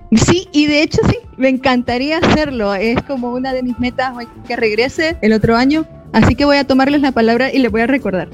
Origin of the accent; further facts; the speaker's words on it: El Salvador; moved away as an adult; also born or lived in Argentina; yo salí acá del Salvador